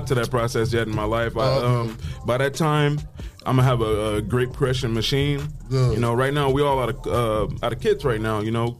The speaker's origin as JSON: {"language": "English", "town": "Toledo", "region": "Ohio", "country": "United States", "tie": "born or raised there", "also_born_or_lived": "Detroit, Michigan", "said": "moving to Ohio was a better choice. I was here when I was like 9."}